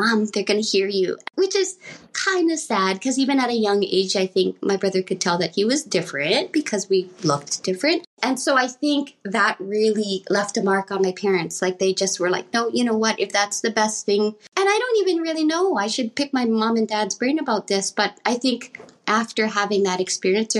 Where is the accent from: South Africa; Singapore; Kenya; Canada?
Canada; Edmonton, Alberta; I was born in Canada here in Edmonton, Alberta.